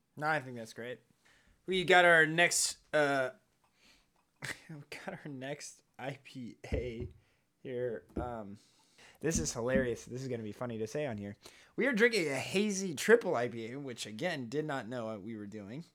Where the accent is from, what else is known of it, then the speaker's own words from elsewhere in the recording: California, United States; We're from California